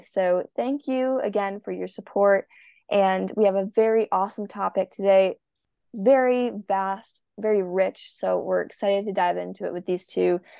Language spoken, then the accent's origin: English; Minnesota, United States; I am a swimmer from the United States, Minnesota.